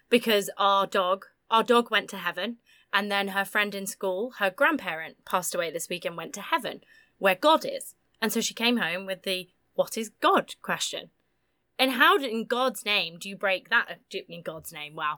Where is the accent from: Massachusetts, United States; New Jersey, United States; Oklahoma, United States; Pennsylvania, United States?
Massachusetts, United States; I grew up grew up in the Massachusetts politics bubble